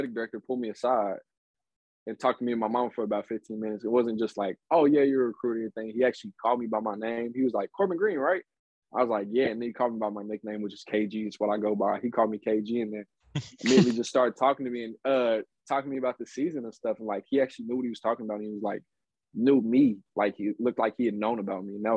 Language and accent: English; Midwest, United States; I'm coming from the Midwest